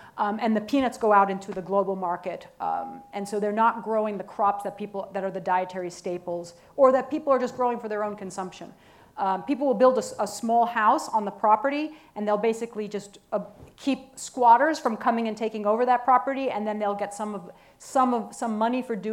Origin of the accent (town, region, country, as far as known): United States